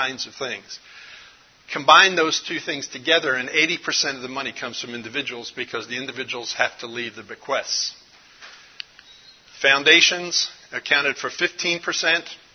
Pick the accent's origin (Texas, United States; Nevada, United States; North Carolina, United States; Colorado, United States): Texas, United States; Dallas; I'm from Dallas, Texas. Actually, I live north of Dallas on a small little piece of property